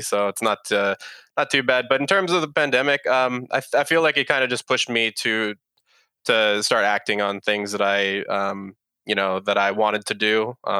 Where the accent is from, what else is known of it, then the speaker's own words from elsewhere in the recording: San Jose, California, United States; now in Austin, United States; So I'm based over here in Austin, Texas. I was actually originally from San Jose, California, which for your listeners' information, that's where the Silicon Valley is.